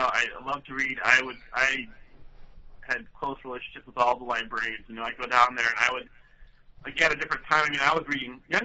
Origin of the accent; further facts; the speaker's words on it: Webster Groves, Missouri, United States; now in Chicago, United States; I'm originally from St. Louis. I grew up in Webster Groves, a nice community, straight west of the city, about 20 minutes.